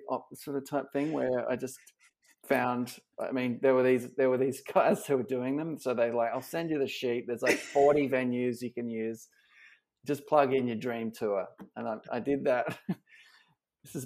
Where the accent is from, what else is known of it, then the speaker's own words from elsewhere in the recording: Australia; moved away as an adult; now in United States; as an Aussie barista